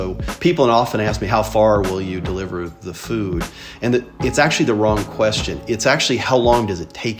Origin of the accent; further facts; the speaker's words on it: Owensboro, Kentucky, United States; I was born and raised in Owensboro, Kentucky. It's a town on the Ohio River of 50,000.